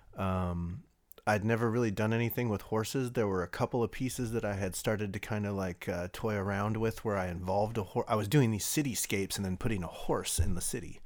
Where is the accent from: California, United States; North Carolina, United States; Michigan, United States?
California, United States; also born or lived in Lafayette, California; I came from probably one of the worst water polo programs in, in the state of California out of high school